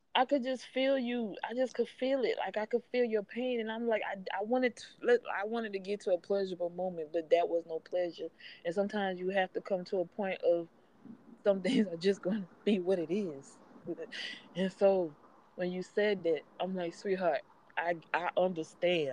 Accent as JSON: {"language": "English", "town": "Charleston", "region": "South Carolina", "country": "United States", "said": "I hail from Charleston, South Carolina. I'm a proud Gullah Geechee woman"}